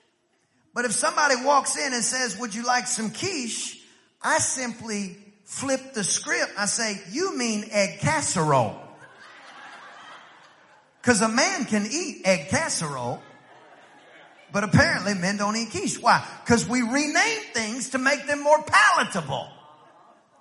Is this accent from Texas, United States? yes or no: yes; East Texas, United States; I'm from East Texas. In East Texas, we ate meat and potatoes